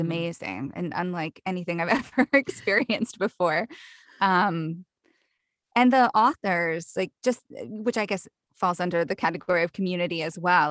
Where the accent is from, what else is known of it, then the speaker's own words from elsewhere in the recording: the South, United States; accent: Southern; I grew up in the South, so Southern accents are, come really easily to me